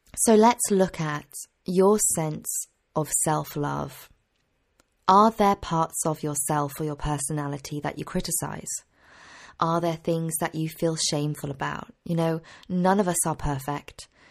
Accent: Cheltenham, South West England, United Kingdom; my hometown in Cheltenham in Gloucestershire

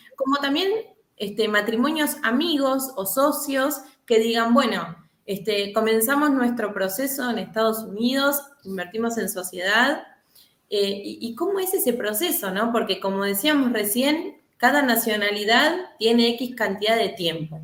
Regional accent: Argentina; yo como argentina

